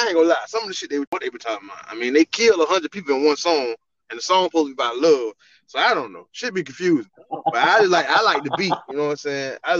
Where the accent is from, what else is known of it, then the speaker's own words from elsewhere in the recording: Florida, United States; I'm from the South. I'm from Florida. I'm a real Florida boy